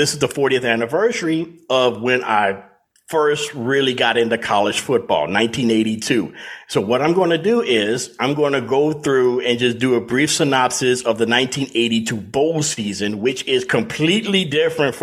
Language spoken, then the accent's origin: English; Louisiana, United States; I'm from Louisiana